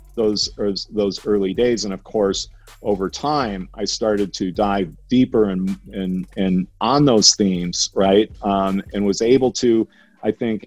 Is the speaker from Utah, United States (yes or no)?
no; Minnesota, United States; growing up in Minnesota and in the middle of America in the 70s and 80s